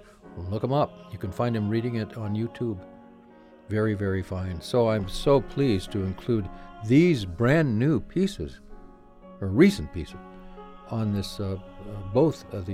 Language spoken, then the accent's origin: English; Portland, Oregon, United States; moved away as an adult; also born or lived in San Juan Islands, Washington; now in Los Angeles, United States; my hometown of Portland, Oregon, where I grew up